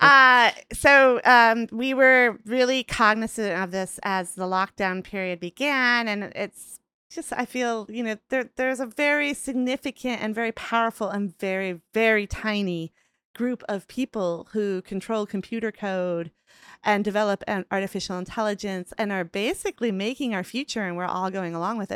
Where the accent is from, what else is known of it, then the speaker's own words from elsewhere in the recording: Rochester, Minnesota, United States; I grew up in a town called Rochester